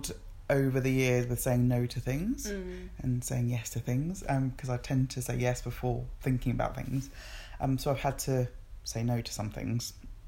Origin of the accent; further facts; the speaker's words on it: England, United Kingdom; also born or lived in Nigeria / Kent; I was born in Nigeria and moved to England when I was four